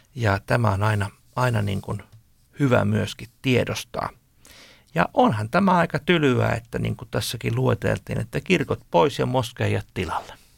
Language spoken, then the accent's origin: Finnish; Finland; meiltä suomalaisilta